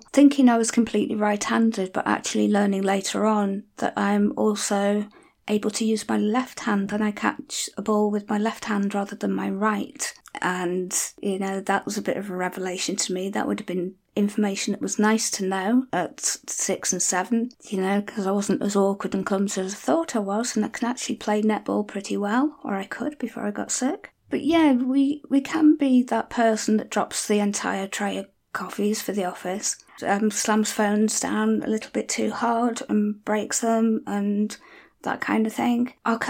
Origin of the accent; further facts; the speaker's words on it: North West England, United Kingdom; accent: Scouse; not that there's anything common about being a Scouser, but I will often be accused of being a bit posh because I don't talk with a normal Scouse accent or Wirral accent. But I can if you want me to.